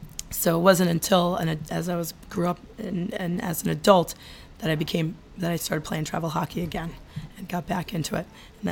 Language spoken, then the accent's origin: English; Southern Maine, United States; we had a pond in our backyard growing up in Southern Maine.